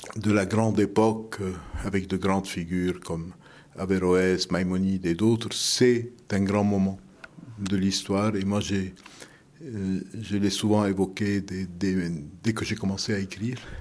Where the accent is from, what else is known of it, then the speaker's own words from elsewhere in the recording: Lebanon; French is a second language; now in France; dans ma jeunesse au Liban